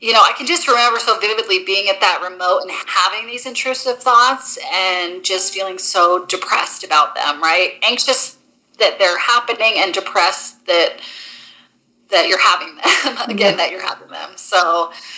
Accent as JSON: {"language": "English", "region": "Maine", "country": "United States", "moved": "yes", "said": "I'm from Maine originally"}